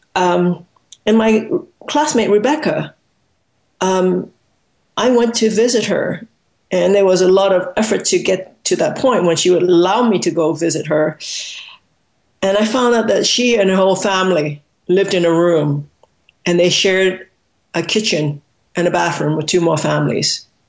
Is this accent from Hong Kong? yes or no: yes; Hong Kong; I was born in Hong Kong